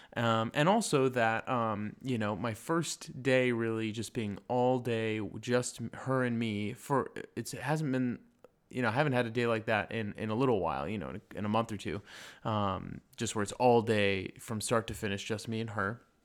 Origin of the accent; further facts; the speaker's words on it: Lake Arrowhead, California, United States; moved away; the mountains where I grew up in Lake Arrowhead